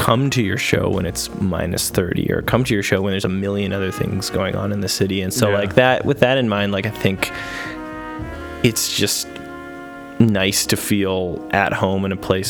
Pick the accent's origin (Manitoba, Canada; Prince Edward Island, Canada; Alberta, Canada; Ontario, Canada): Alberta, Canada; Edmonton; I've never really felt a need to like run from Edmonton. I always enjoy coming home. You know, my family's here.